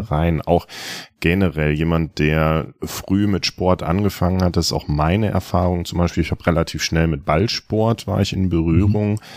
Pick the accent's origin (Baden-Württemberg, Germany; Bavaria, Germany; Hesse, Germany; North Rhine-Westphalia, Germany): North Rhine-Westphalia, Germany; moved away; ich bin in Ostwestfalen groß geworden, wir haben keine Berge.